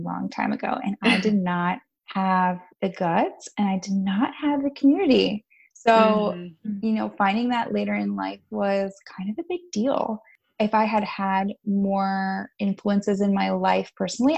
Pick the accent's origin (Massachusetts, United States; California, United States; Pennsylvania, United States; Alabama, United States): Pennsylvania, United States; the Poconos, Northeast; moved away as an adult; now in Philadelphia, United States; I grew up in the Northeast PA in the Poconos